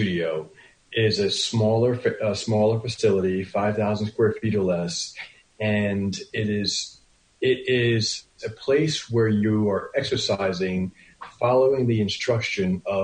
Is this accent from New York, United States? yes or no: yes; Westchester County, New York, United States; now in New York City, United States; I am born and raised, grew up in Westchester County. I've lived in the city now for 23 years